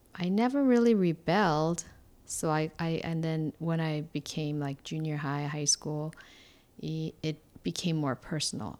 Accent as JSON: {"language": "English", "region": "Seoul", "country": "South Korea", "tie": "born or raised there", "second_language": "English", "moved": "as an adult", "said": "I was born in Korea, uh, Seoul, Korea, and I grew up there basically until I was freshman in college"}